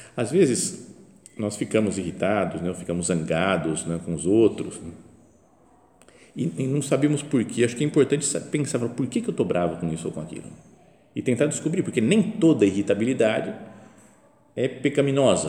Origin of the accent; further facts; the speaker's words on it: Brazil; also born or lived in Italy; sou brasileiro